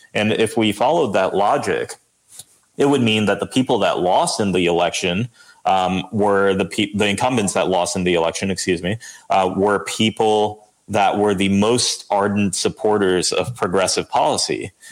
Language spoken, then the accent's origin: English; Lawrence, New Jersey, United States; I, grew up on this street called Allen Lane, which is right in the middle